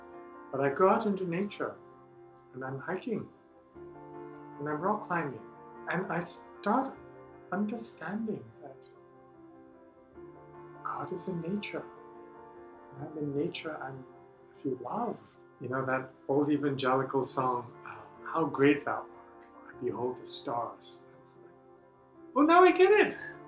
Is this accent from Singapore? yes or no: yes; Singapore; moved away as an adult; now in United States; I didn't use his first name because I came from Singapore and everyone's a sir.